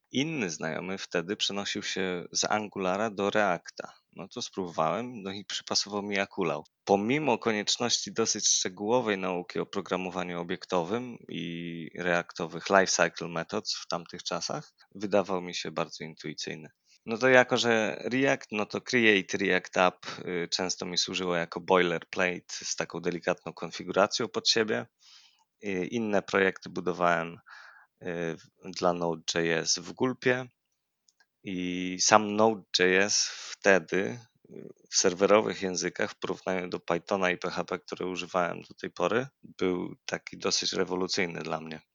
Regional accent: near Lublin, Lublin Voivodeship, Poland; moved away as an adult; now in Kraków, Poland; pochodzę z okolic Lublina, od ponad trzech lat mieszkam w Krakowie

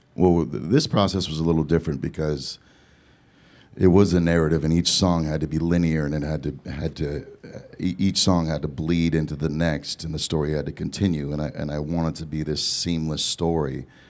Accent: Southern California, United States; also born or lived in Eugene, Oregon; I was born in Eugene, Oregon, and then moved to Southern California

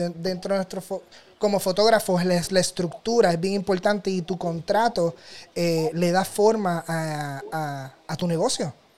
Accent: Toa Alta, Puerto Rico; yo soy del área de Toa Alta

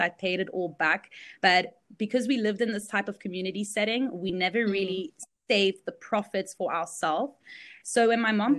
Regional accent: South Africa; also born or lived in Belgium; this is where I grew up

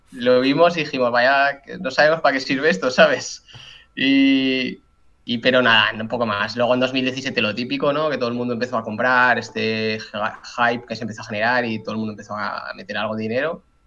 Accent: Zaragoza, Aragon, Spain; cuando me volví a Zaragoza, que yo soy de aquí de España

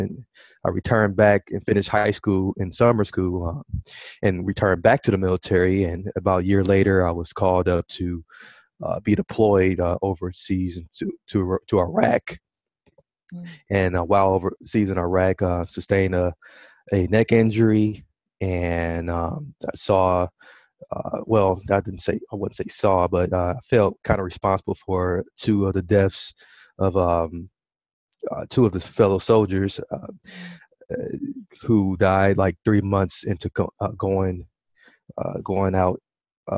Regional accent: Milwaukee, Wisconsin, United States; I was born and raised in Milwaukee, Wisconsin

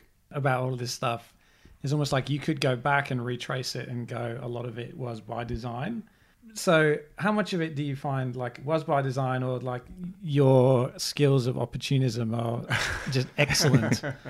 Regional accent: United Kingdom; We're British.

